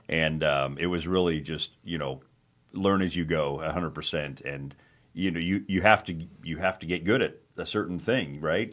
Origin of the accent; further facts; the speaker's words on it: Phoenix, Arizona, United States; moved away as an adult; also born or lived in Prescott, Arizona / Israel; now in Wilmington, United States; we're from Arizona originally, uh, grew up in Phoenix